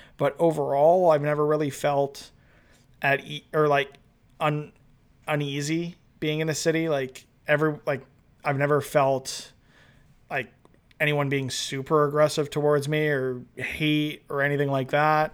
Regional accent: Toronto, Ontario, Canada; all twenty-eight years of my existence I've lived in Toronto.

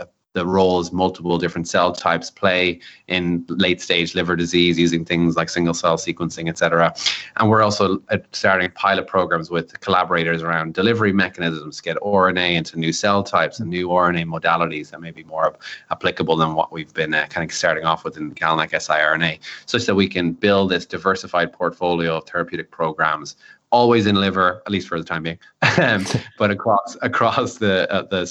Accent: Ireland; as an Irishman

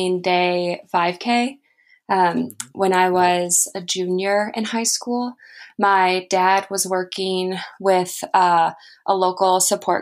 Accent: Toledo, Ohio, United States; I grew up in Toledo, Ohio

